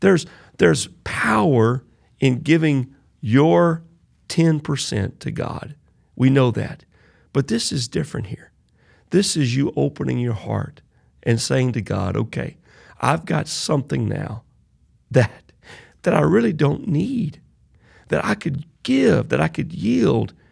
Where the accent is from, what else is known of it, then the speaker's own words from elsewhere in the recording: Southwest Louisiana, United States; I'm from Southwest Louisiana.